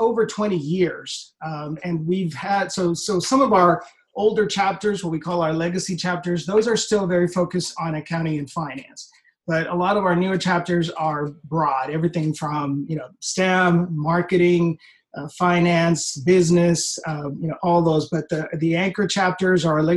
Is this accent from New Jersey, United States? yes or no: no; Texas, United States; I grew up in Texas, the generation Texan